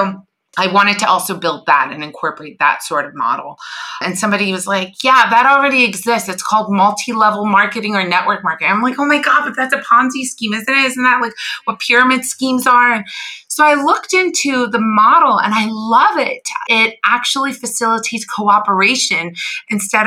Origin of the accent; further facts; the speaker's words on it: Iran; moved away; I was born in Iran